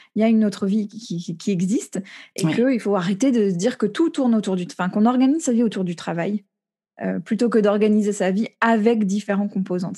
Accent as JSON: {"language": "French", "country": "United States", "tie": "born or raised there", "moved": "yes", "lives_now": "France", "said": "j'ai grandi aux États-Unis, je suis très branchée sur la culture là-bas"}